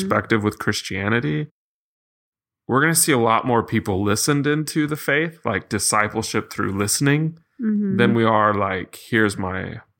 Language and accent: English; Massachusetts, United States; I grew up in Massachusetts.